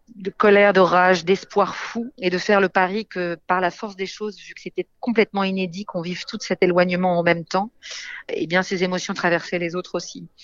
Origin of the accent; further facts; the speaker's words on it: France; also born or lived in England; J'ai grandi en France